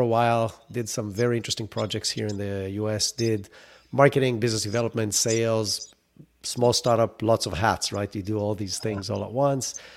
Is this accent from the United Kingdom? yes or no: no; Israel; moved away as an adult; now in United States; I grew up in Israel. That's where the accent is from